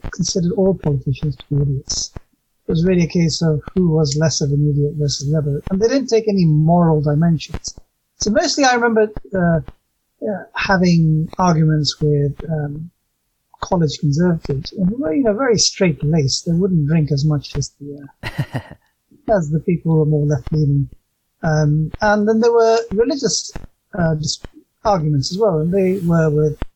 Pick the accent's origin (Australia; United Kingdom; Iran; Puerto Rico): United Kingdom; England; I was raised mostly in England. I got there when I was quite young.